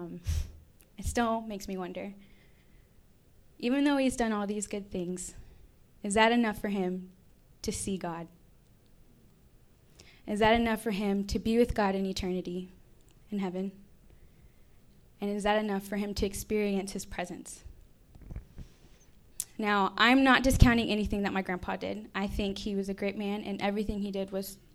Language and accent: English; Texas, United States; moved away as an adult; I'm actually from Texas.